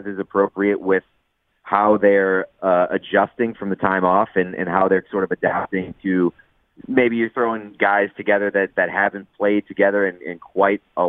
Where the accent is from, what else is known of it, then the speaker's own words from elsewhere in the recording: Boston, Massachusetts, United States; I'm from Boston